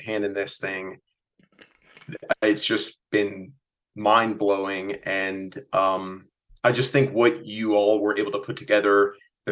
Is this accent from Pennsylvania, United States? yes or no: yes; Reading, Pennsylvania, United States; my hometown